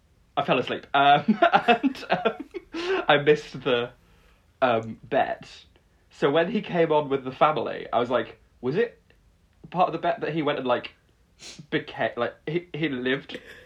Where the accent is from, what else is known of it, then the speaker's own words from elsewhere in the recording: Peak District, East Midlands, United Kingdom; I grew up in the Peak District, I would go up to a hill and then be like, I am gay.